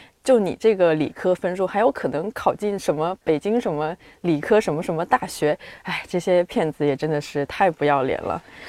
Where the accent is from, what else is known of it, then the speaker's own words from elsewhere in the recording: southern China, China; accent: southern; 感受到自己作为一个南方人。这个口音上面好像就